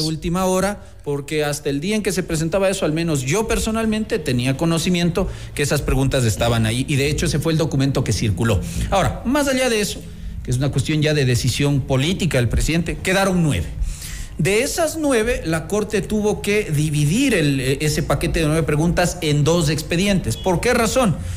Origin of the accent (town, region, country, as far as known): Ecuador